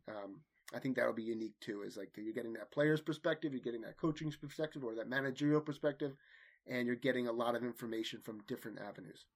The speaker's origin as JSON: {"language": "English", "town": "Manasquan", "region": "New Jersey", "country": "United States", "tie": "born or raised there", "said": "I grew up playing hockey in Manasquan, New Jersey"}